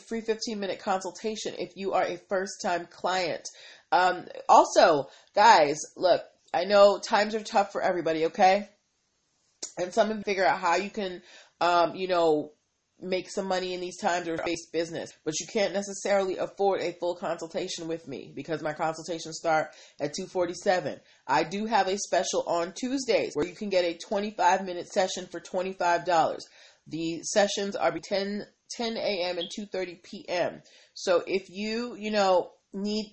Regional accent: Boston, Massachusetts, United States; now in Washington, D.C., United States; I am from Boston and I am a big Pats fan.

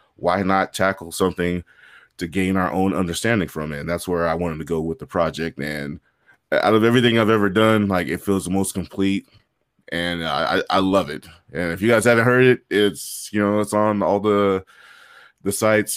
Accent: San Bernardino, California, United States; also born or lived in Hollywood, California / Inglewood, California / Whittier, California; at about the age of six, they divorced. They, had, they split up, and I came out here to San Bernardino, and I've been here in surrounding areas ever since.

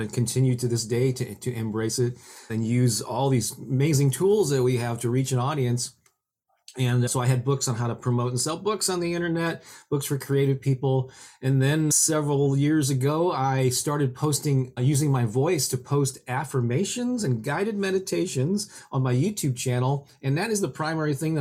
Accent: St. Louis, Missouri, United States; I was born and raised in St. Louis, Missouri, where I still live to this day.

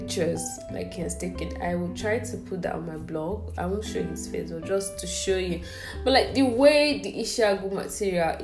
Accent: Abia, Nigeria; I'm from Abia State

